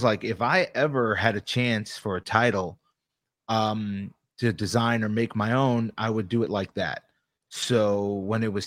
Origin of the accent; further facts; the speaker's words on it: Long Island, New York, United States; I'm an East Coast guy. Like, I'm from New York. Tri-state till